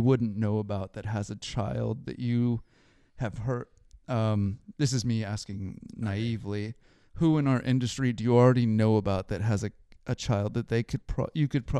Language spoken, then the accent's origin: English; Seattle, Washington, United States; now in East Coast, United States; I'm from Seattle, but I've been living over on the East Coast now for quite a while